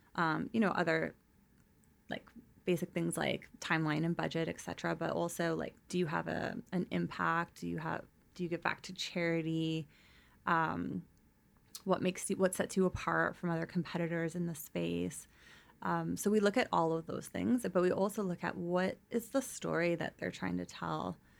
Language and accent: English; North Vancouver, British Columbia, Canada; also born or lived in Victoria; We grew up in North Vancouver.